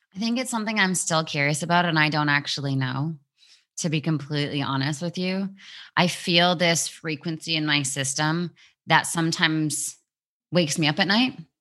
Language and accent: English; Vancouver, British Columbia, Canada; moved away as an adult; also born or lived in England; Vancouver, my hometown